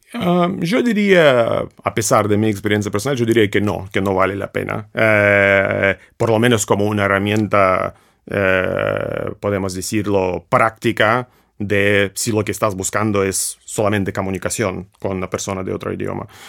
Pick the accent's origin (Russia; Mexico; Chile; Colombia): Russia; Spanish is a second language; moved away; un ruso